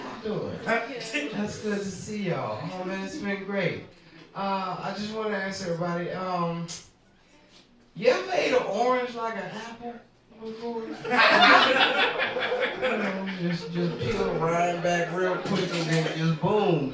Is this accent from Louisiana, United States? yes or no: yes; New Orleans, Louisiana, United States; I'm from New Orleans